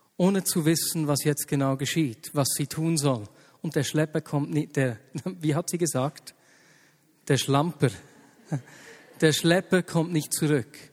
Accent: Switzerland; hier bei uns in der Schweiz

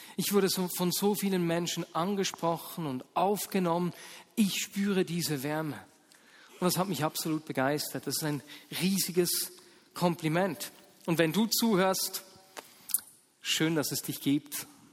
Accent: Muri bei Bern, Bern, Switzerland; also born or lived in Hasliberg / Ostermundigen; Ich war sieben Jahre alt, als meine Eltern mit uns Kindern vom Hasliberg äh, nach Ostermunding gezogen sind

